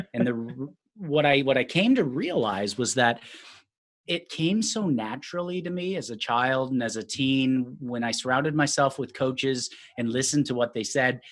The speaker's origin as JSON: {"language": "English", "region": "Minnesota", "country": "United States", "tie": "born or raised there", "moved": "as an adult", "lives_now": "Sacramento, United States", "said": "I grew up in Minnesota."}